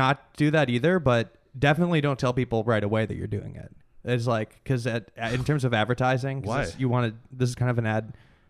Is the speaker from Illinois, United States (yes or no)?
yes; Chicago, Illinois, United States; moved away as an adult; now in Los Angeles, United States; Like I'm from Chicago too.